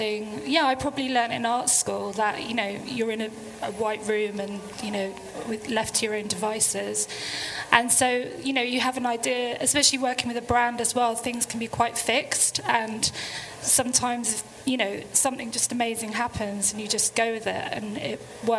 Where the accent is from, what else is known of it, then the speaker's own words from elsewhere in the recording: London, United Kingdom; I'm a Londoner, so I do love the city